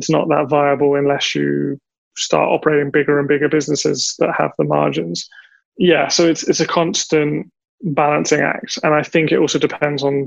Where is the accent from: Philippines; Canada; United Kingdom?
United Kingdom; England; now in Taiwan; I'm English